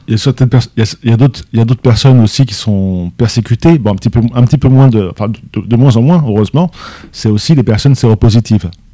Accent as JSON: {"language": "French", "country": "France", "said": "nous Français"}